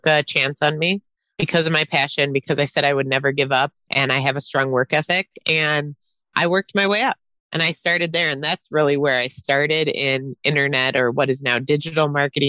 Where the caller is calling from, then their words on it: Milwaukee, Wisconsin, United States; Outside of Milwaukee, Wisconsin, where it's very cold.